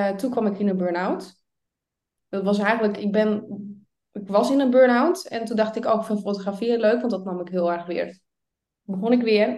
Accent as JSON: {"language": "Dutch", "region": "Friesland", "country": "Netherlands", "said": "Ik kom dus uit Friesland, vlak boven"}